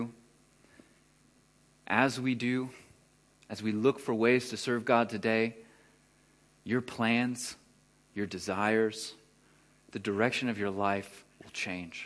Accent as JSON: {"language": "English", "region": "Texas", "country": "United States", "moved": "as an adult", "lives_now": "Germany", "said": "I'm from Texas, like, you know, bass player dude in Texas"}